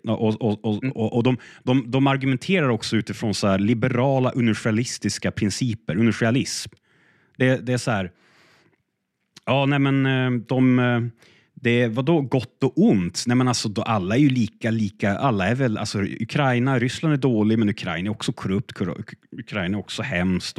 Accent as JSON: {"language": "Swedish", "country": "Sweden", "said": "som svensk"}